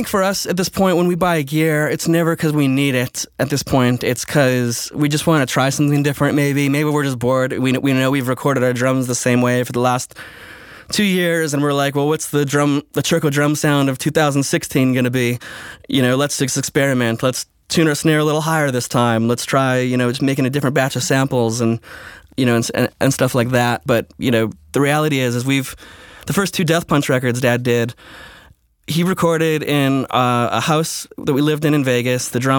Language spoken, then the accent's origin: English; Switzerland; I grew up, my teenage years, I grew up in Switzerland, and it was all French speaking there when I moved there.